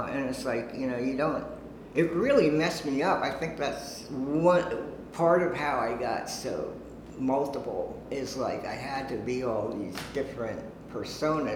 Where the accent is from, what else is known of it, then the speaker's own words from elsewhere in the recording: Harrisburg, Pennsylvania, United States; moved away as an adult; also born or lived in Brooklyn, New York / Long Island, New York; now in New York, United States; I was born in Brooklyn. Parents moved us to Long Island, and then to Harrisburg, Pennsylvania, where I lived from age 7 to like 20